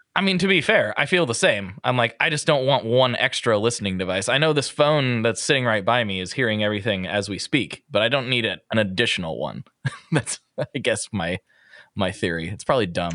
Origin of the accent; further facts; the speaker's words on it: Portland, Oregon, United States; I'm like, Portland